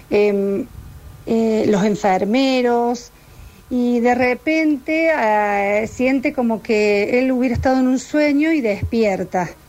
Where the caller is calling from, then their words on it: Villa Allende, Córdoba, Argentina; Hola, buenas tardes. … de Villa Allende.